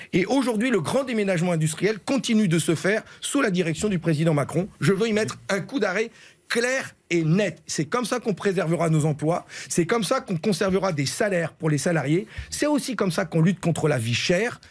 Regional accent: Nord, Hauts-de-France, France; je suis un ch'ti, je sais d'où je viens

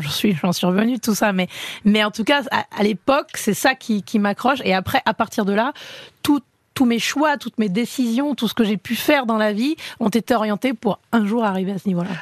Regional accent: Enghien-les-Bains, Île-de-France, France; je viens d'Anguin-les-Bains

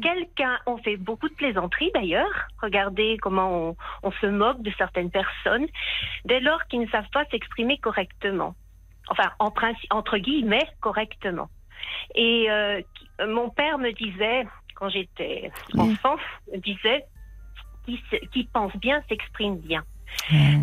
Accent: France; moved away as an adult; now in Helsinki, Finland; je suis française. J'habite en Finlande depuis 40 euh, ans.

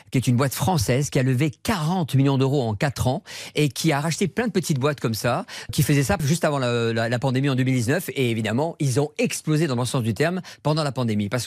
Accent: south-west France, France; born or raised there

